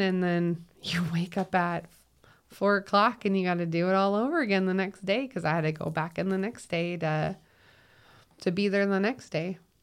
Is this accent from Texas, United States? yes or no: no; Minnesota, United States; moved away as an adult; now in Utah, United States; I'm from Minnesota.